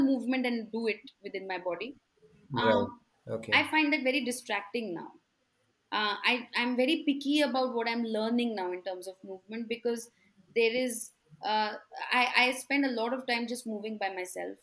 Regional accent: Delhi, India; moved away as an adult; now in Bangalore, India; I have been living in Bangalore for the last 14 years, but I'm originally from Delhi

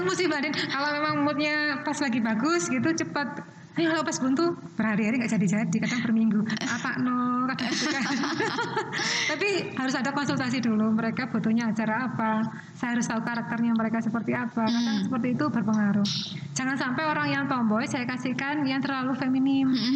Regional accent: Java, Indonesia; kebetulan etniknya yang kebetulan saya angkat saya dari Jawa.

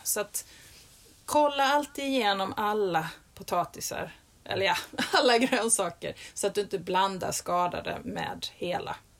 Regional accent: Skåne, Sweden; i min skånska mage

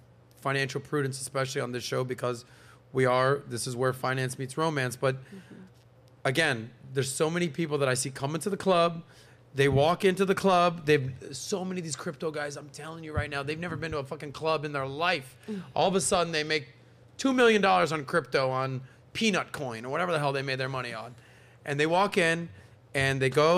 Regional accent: Miami, Florida, United States; someone who's born and raised in Miami

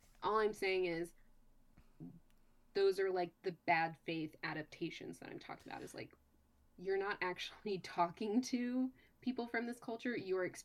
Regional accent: United States; technically I was born in America

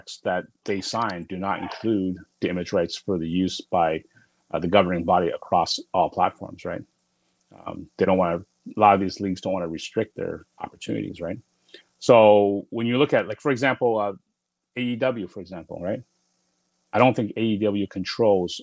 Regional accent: Toronto, Ontario, Canada; The Six, which is, you know, my hometown, Toronto.

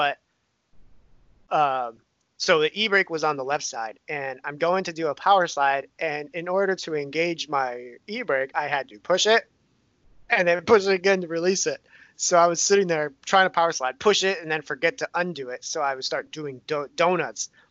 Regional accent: Hawaii, United States; also born or lived in Romania; I'm from Hawaii

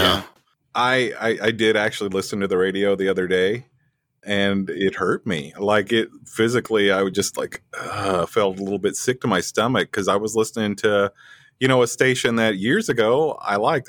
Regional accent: West Plains, Missouri, United States; also born or lived in Springfield; had my first radio job in, in West Plains, my hometown

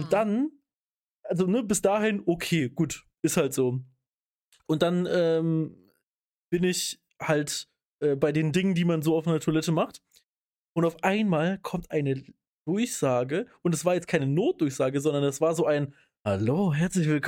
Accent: Rhineland, Germany; Da bin ich jetzt äh, auch typischer, wie man in, äh, wie man bei uns im Rheinland sagt, Heimscheißer.

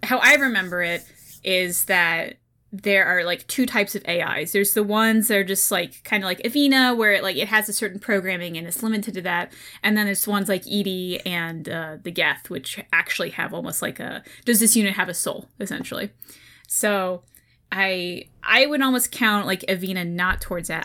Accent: Oklahoma, United States; now in Ohio, United States; I'm from Oklahoma

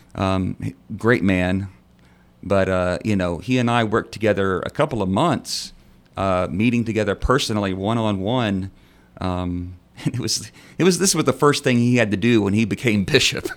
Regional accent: North Texas, United States; I'm from Texas

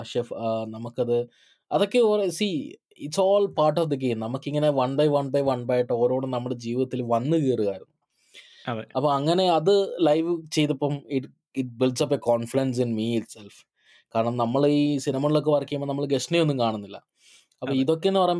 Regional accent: Malayali, Kerala, India; moved away; ഞാൻ മാത്രം ഒരു മലയാളി ഉള്ളൂ ഹോൾ ടീമിൽ

